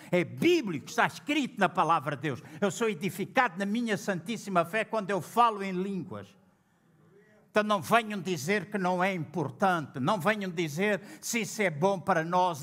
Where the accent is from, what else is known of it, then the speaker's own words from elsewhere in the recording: Angola; now in Portugal; quando eu estive em Angola, na minha terra, o lugar onde eu nasci